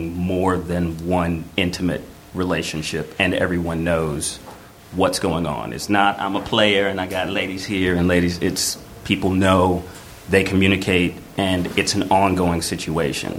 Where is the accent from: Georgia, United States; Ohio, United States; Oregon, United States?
Georgia, United States; moved away; I'm from Georgia, so as conservative red state as you can get